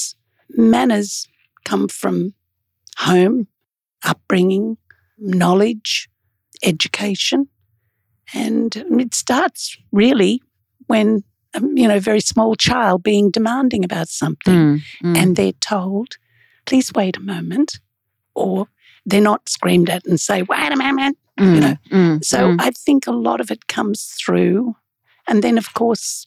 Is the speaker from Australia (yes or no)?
yes; Australia; I'm from Australia